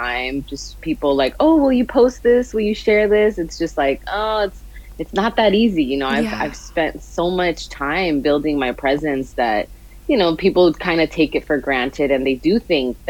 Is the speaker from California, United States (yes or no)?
yes; Los Angeles, California, United States; I am from Los Angeles. I was born and raised here in California